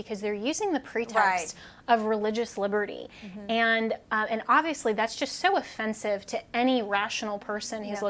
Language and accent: English; Colorado, United States; my home state of Colorado